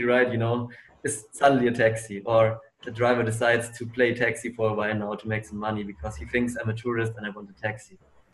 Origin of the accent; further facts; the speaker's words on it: Germany; my hometown in Germany